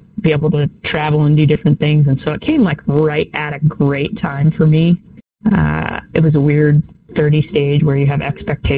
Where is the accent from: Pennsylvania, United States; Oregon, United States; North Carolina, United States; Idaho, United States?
Idaho, United States; Riggins; also born or lived in California; So I grew up in Riggins, Idaho. I'm a California transplant, but we moved up to Riggins